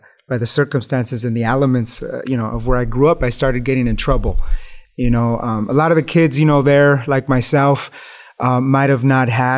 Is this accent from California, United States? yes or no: yes; Los Angeles, California, United States; growing up in East Los Angeles in the hood